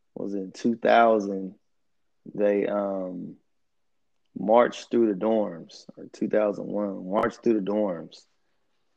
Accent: San Jose, California, United States; moved away as an adult; now in Fresno, United States; I'm originally from San Jose, California

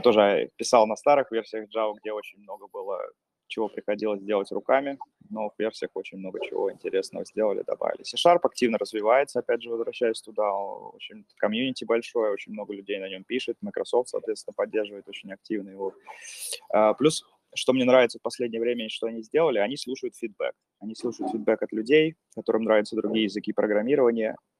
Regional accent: Pskov, Pskov Oblast, Russia; moved away as an adult; also born or lived in Saint Petersburg; now in Finland; сам из Пскова

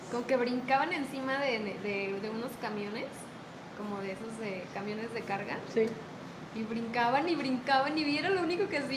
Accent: Guadalajara, Jalisco, Mexico; also born or lived in Mexico City; yo nací en el DF, pero llevo toda mi vida, desde muy pequeña, viviendo aquí en Guadalajara.

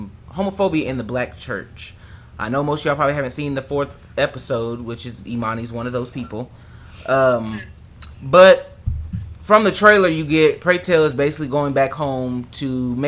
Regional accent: Kokomo, Indiana, United States; moved away; I didn't come out until I left my hometown. So I wasn't gay in Kokomo.

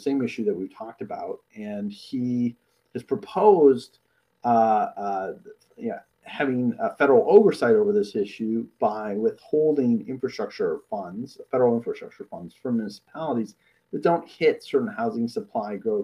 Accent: Toronto suburbs, Ontario, Canada; The home that I grew up in the Toronto suburbs, my parents bought when I was born nearly 34 years ago.

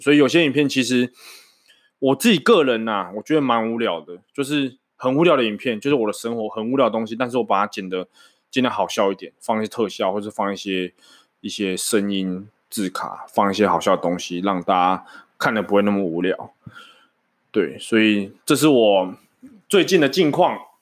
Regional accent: Changhua County, Taiwan; moved away as an adult; now in Banqiao, Taiwan; 大家知道我彰化人嘛，所以我就是从小在彰化长大

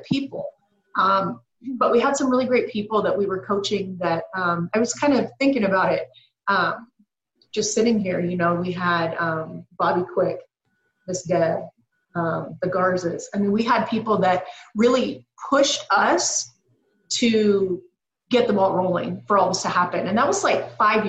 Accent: Pacific Northwest, just south of Seattle, Washington, United States; moved away as an adult; also born or lived in Canada; now in California, United States; I'm born and raised Pacific Northwest, or born in Canada, migrated down to just south of Seattle

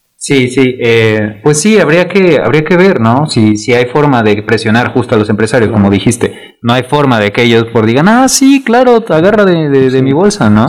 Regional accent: Mexico City, Mexico; yo soy de Ciudad de México

